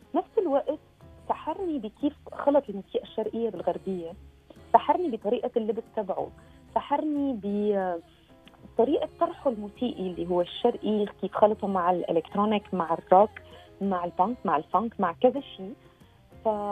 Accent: Syria; now in Paris, France; اني سوريه

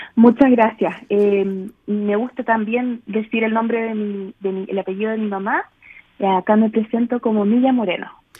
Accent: Chile; now in Vancouver, Canada; nosotros ahora somos un país también muy diverso

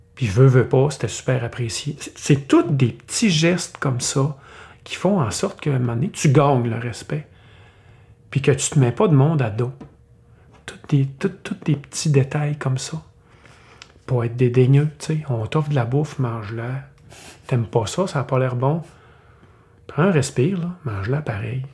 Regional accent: Canada; On est des Canadiens

